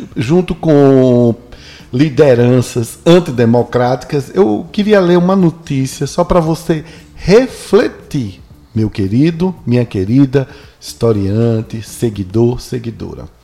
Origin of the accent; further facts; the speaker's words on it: Northeast Region, Brazil; Vocês não sabem o orgulho que eu tive de ser nordestino.